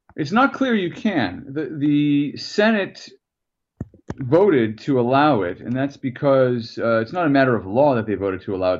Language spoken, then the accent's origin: English; United States; as an American